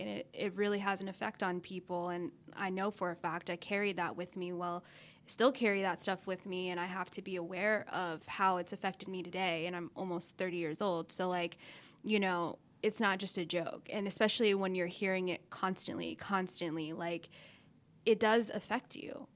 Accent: Dallas, Texas, United States; moved away as an adult; also born or lived in Arkansas; I grew up in Texas thinking that was the South, but I was in Dallas

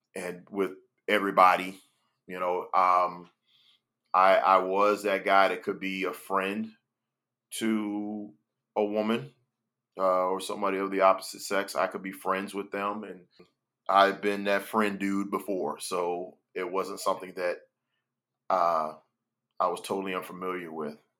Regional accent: Miami, Florida, United States; also born or lived in Gainesville, Florida; growing up in Miami, Florida

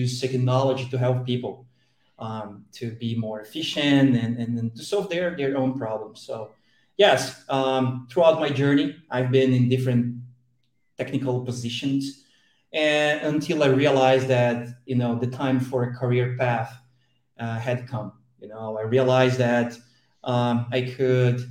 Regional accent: southern Brazil, Brazil; I'm from Brazil, very Southern Brazil. I'm very near to Argentina and Uruguay.

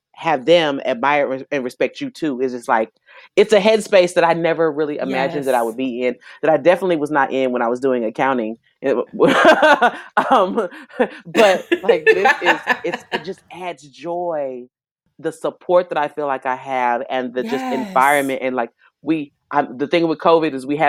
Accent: Dallas, Texas, United States; also born or lived in Houston; I was born in Dallas and mostly raised in Dallas. High school here, college in Houston. So I'm a Texan all day

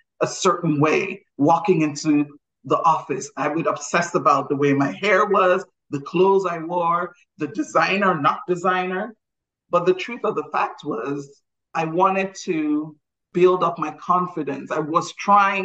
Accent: Nigeria; I'm Nigerian

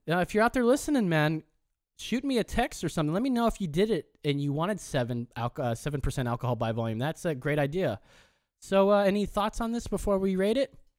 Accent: Orange County, California, United States; we are from Orange County

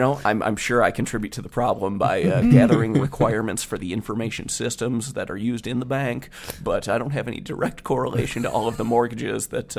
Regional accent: Cleveland, Ohio, United States; born and raised Cleveland, Ohio. Love the city.

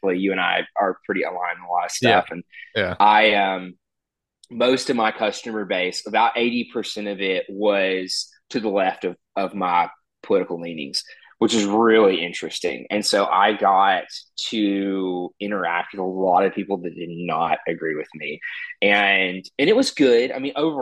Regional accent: Little Rock, Arkansas, United States; I'm from Little Rock, Arkansas, which is the capital of our state

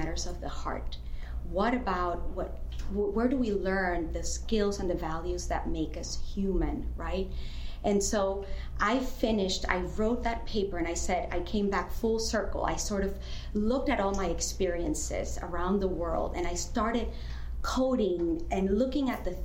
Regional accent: Venezuela; moved away as an adult; I'm originally from Venezuela. I lived there my whole childhood, adolescence, and then I left

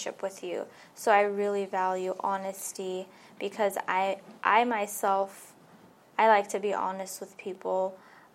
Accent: Los Angeles, California, United States; I grew up here in LA. I was born in Hollywood, and I lived in Valley Glen for all my life.

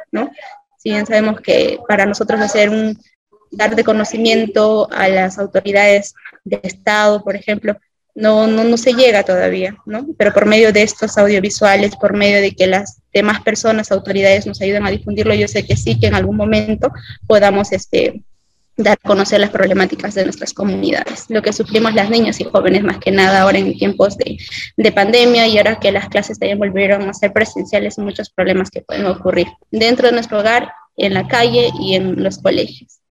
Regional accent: Peru; todos somos el Perú

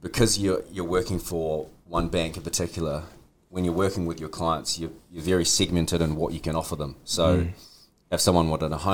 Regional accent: Auckland, New Zealand; I'm from Margaret East, born and bred, South Auckland. I grew up in Margaret East

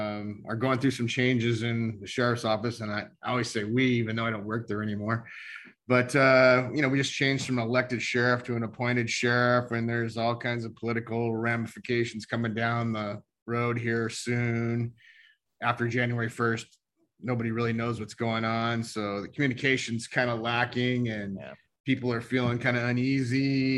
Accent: the Northwest, Pacific Northwest, United States; we're from the Northwest

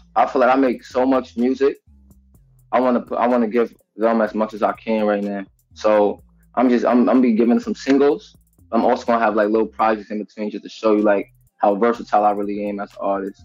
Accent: New York City, New York, United States; I'm from Queens, Jamaica, Queens, Southside

